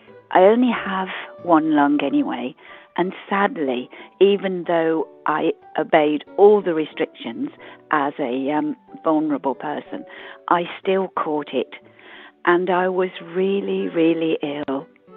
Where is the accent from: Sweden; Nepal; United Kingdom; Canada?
United Kingdom; West Midlands; I come from Warwickshire.